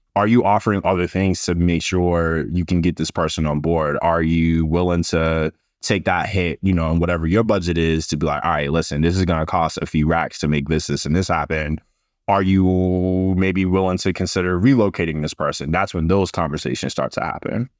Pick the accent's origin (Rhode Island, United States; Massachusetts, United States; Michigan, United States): Massachusetts, United States; Boston; I'm a Boston kid. I'm from Massachusetts